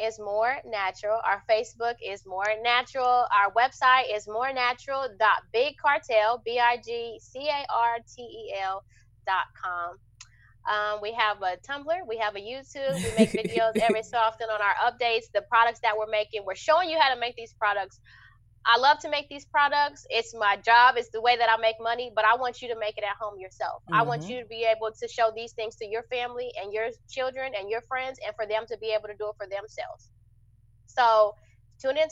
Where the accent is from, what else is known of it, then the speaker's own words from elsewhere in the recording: Wichita, Kansas, United States; where I'm from, I'm from Wichita, Kansas